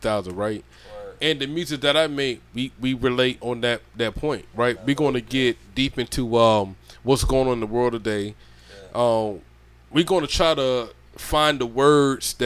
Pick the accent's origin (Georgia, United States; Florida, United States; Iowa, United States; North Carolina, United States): Georgia, United States; moved away; I'm from Georgia